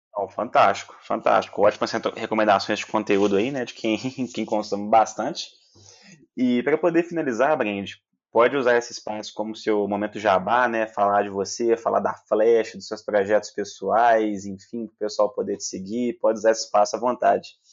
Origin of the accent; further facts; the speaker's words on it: Belo Horizonte, Minas Gerais, Brazil; accent: mineiro; Aqui em Belo Horizonte, mineiro também